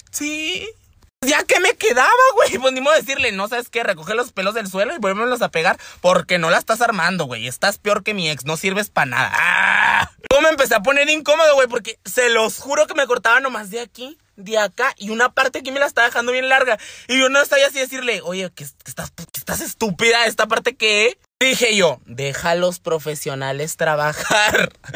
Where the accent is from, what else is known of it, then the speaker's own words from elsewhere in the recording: Temoris, Chihuahua, Mexico; also born or lived in Chínipas, Chihuahua; Yo nací en Chinipas, Chihuahua, orgullosamente. Y el pueblo donde viví que siempre les hablo se llama Temoris, Chihuahua